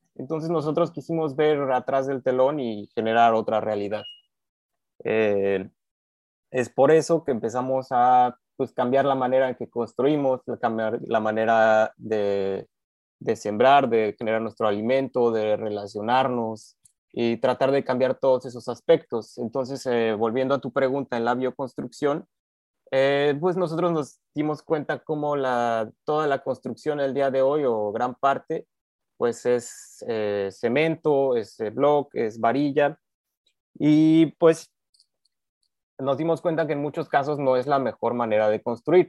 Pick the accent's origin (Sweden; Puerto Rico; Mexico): Mexico; Cuernavaca, Morelos; now in Yucatán, Mexico; yo mexicano, eh, crecí la infancia, digamos, porque uno continúa creciendo todo el tiempo en Cuernavaca, Morelos.